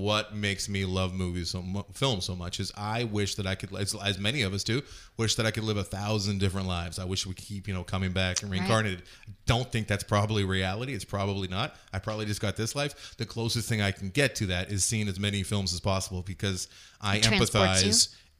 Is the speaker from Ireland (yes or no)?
yes; Ireland; I'm allowed to say that because I am an Irish person and I drink a lot.